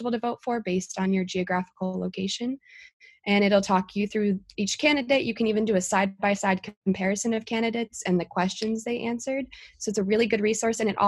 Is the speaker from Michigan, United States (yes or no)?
yes; Kalamazoo, Michigan, United States; I'm actually from Kalamazoo originally